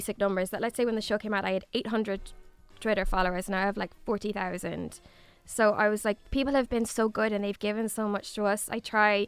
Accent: Galway, Connacht, Ireland; I'm from Galway

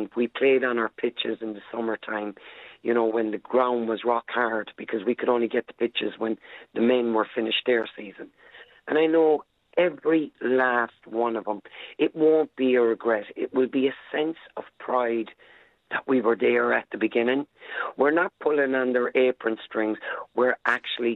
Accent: Ireland; I'm Irish

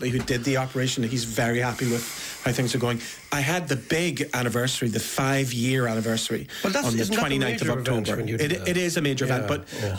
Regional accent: Belfast, Northern Ireland, United Kingdom; I'm from West Belfast.

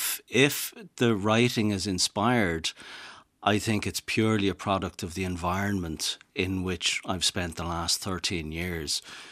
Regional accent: Dublin, Leinster, Ireland; also born or lived in Italy; I knew that I'm from Dublin, as you can tell from my accent, but I knew that I was going to want to move somewhere down to the west.

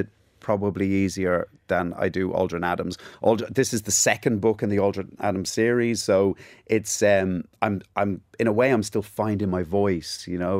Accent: Ballybrack, Leinster, Ireland; accent: Cockney; also born or lived in England; We moved to Ireland in nineteen seventy-nine

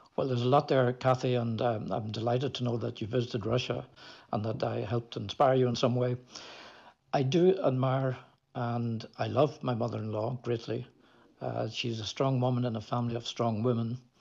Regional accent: Belfast, Northern Ireland, United Kingdom; moved away; also born or lived in Moscow; I was growing up in Belfast

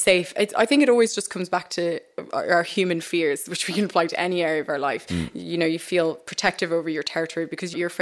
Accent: Maynooth, Leinster, Ireland; also born or lived in Gambia / Sierra Leone; we grew up in Kildare. There were two black families in Maynooth

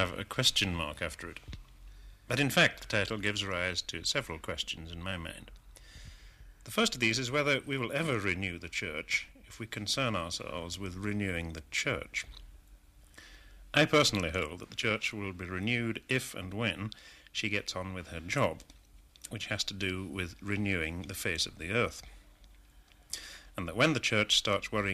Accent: England, United Kingdom; as an Englishman

